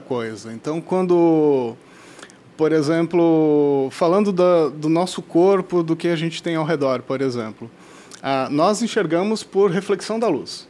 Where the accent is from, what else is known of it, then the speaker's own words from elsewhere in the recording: South Region, Brazil; nós que somos aqui do Sul